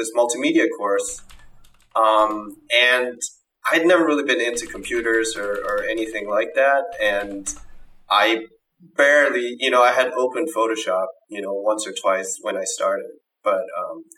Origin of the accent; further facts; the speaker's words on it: Denmark; And I'm from Denmark. So growing up in Denmark